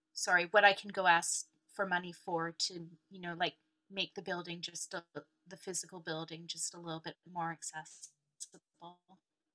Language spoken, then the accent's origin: English; Canada; also born or lived in Sheffield; now in London, United Kingdom; in Sheffield, but came over to Canada quite young.